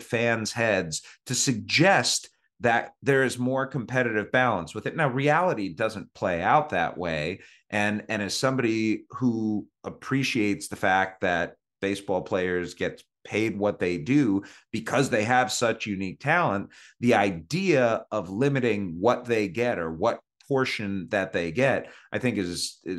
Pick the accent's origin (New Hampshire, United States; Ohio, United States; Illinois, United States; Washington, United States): Ohio, United States; Cleveland; now in Kansas City, United States; I live in Kansas City. Right. I grew up in Cleveland.